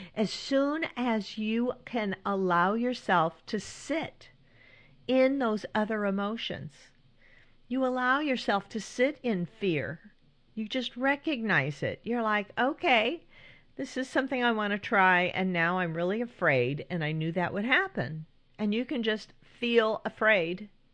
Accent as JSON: {"language": "English", "region": "California", "country": "United States", "tie": "born or raised there", "also_born_or_lived": "Northeast United States", "moved": "yes", "lives_now": "Northeast, United States", "said": "When I was growing up in California"}